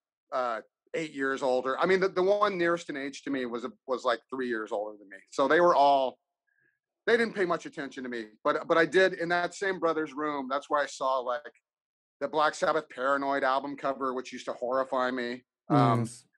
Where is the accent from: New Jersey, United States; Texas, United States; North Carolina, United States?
Texas, United States; Houston; moved away; I'm from Houston, Texas, originally